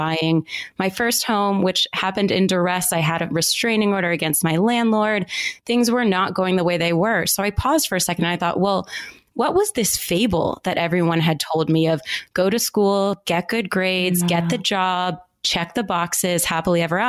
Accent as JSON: {"language": "English", "country": "United States", "tie": "born or raised there", "also_born_or_lived": "Philadelphia, Pennsylvania / Baltimore, Maryland / Atlanta, Georgia", "moved": "as an adult", "said": "I grew up in the Northeast in Philadelphia and Baltimore"}